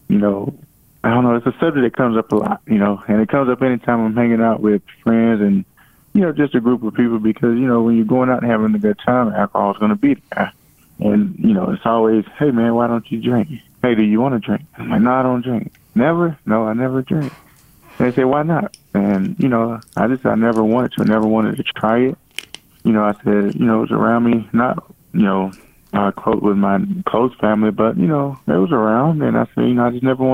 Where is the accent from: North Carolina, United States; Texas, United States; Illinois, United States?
North Carolina, United States; I started in my hometown in North Carolina, very small, but I wanted to start, where I was from